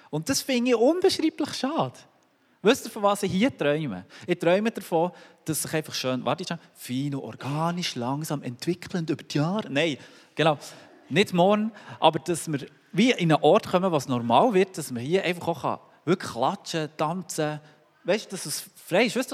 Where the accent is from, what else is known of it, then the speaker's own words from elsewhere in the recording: Switzerland; Nur weil wir als Schweizer vielleicht ein bisschen entspannter sind dort.